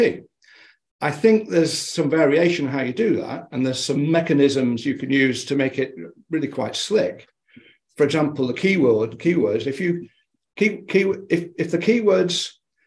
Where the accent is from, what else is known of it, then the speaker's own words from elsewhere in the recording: United Kingdom; Being a Brit